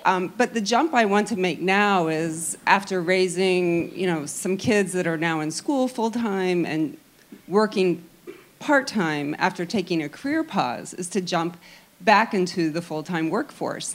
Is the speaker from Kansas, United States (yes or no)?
no; Illinois, United States; moved away as an adult; I grew up in Illinois